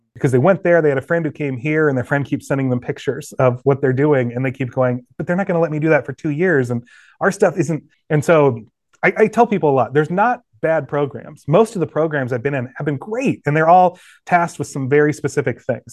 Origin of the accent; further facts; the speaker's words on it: West Des Moines, Iowa, United States; also born or lived in Indianola, Iowa / Norwalk, Iowa / Waukee, Iowa; I was born in West Des Moines, Iowa, actually a smaller town just off the side, Indianola, Norwalk area, and then we moved closer to West Des Moines. Grew up in Waukie High School